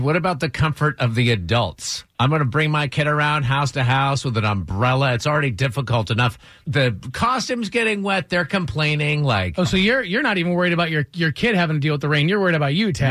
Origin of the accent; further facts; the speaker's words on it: Michigan, United States; I grew up in Michigan